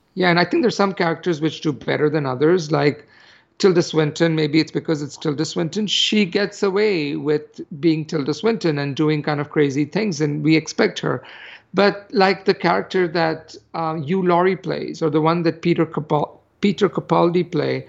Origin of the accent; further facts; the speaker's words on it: India; moved away; growing up in India